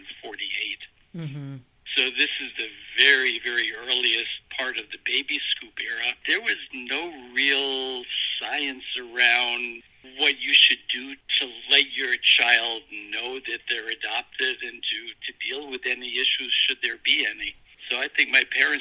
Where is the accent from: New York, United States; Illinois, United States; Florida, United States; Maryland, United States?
New York, United States; New York City; I was adopted at a day old, and I was at a hospital in New York City called the Lexington Hospital